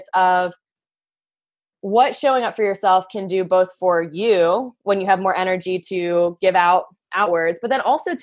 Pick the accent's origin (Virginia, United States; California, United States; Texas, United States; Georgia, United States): Virginia, United States; Leesburg; I grew up in Leesburg, Virginia, so a little tiny town outside of Washington, D.C.